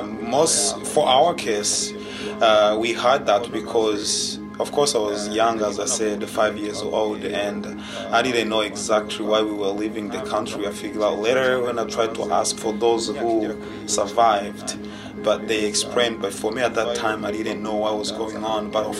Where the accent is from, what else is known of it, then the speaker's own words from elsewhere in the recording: DR Congo; now in Nashville, United States; I'm one of the health caseworkers here at Nashville International Center for Empowerment, but I'm originally from Democratic Republic of Congo.